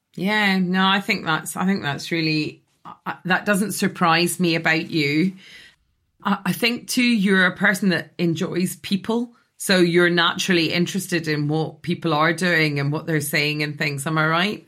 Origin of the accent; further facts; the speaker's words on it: Scotland, United Kingdom; now in London, United Kingdom; I grew up in Scotland in a house in a village